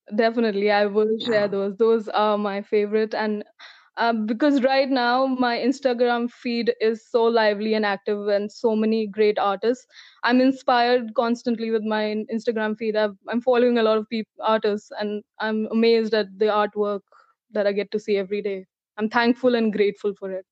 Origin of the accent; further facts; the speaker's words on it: New Delhi, Delhi, India; moved away as an adult; now in Mississauga, Canada; I've been uh, born and brought up in New Delhi, India. So I'm from India.